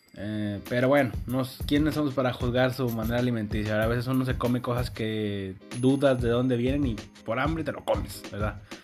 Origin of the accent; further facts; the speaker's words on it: Mexico; aquí en México